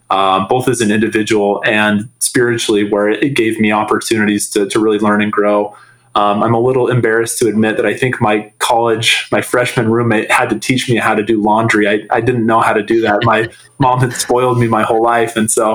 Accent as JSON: {"language": "English", "town": "Salt Lake City", "region": "Utah", "country": "United States", "tie": "born or raised there", "said": "So I grew up in Salt Lake City, from the age of 12 on. Previous to that, my family had moved around a lot, growing up, but Salt Lake City was always home."}